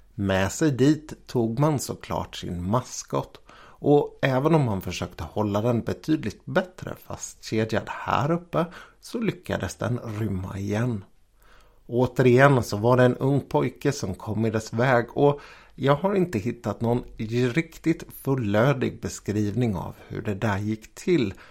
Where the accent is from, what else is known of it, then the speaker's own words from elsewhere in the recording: Jönköping, Jönköping County, Sweden; här i mina hemtrakter kring Jönköping